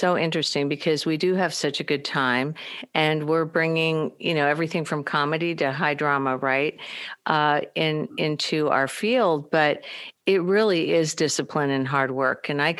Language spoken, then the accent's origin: English; Midwest, United States; I know we're both from the Midwest